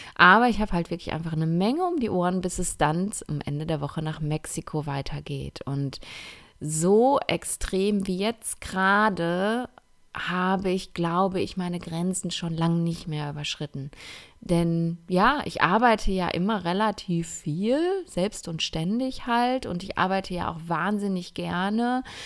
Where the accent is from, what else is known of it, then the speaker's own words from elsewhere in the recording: Essen, North Rhine-Westphalia, Germany; moved away; ich sitze gerade in einem Airbnb in meiner Heimatstadt in Essen